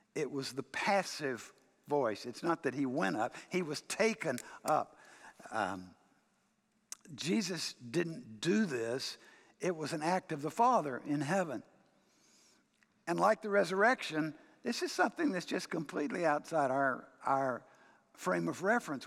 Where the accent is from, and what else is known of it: United States